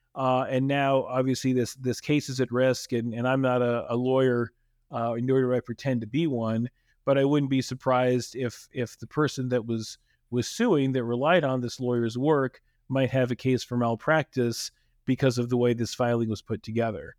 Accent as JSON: {"language": "English", "region": "Texas", "country": "United States", "tie": "born or raised there", "said": "I grew up in Texas, and I remember the existence of Pizza Inn"}